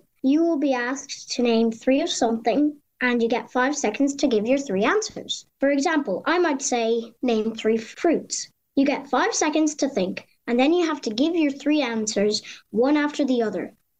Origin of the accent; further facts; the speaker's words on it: Kildare, Leinster, Ireland; from Kildare and I am 9 years old.